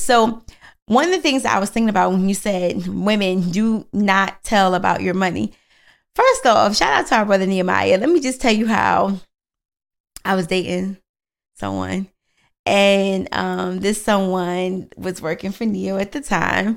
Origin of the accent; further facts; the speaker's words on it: Philadelphia, Pennsylvania, United States; I'm from Philly